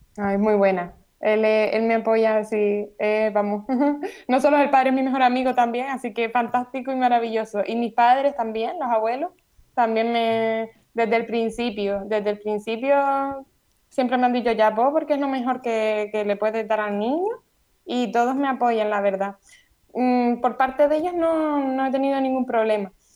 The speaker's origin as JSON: {"language": "Spanish", "area": "Gran Canaria", "region": "Canary Islands", "country": "Spain", "said": "soy de Gran Canaria"}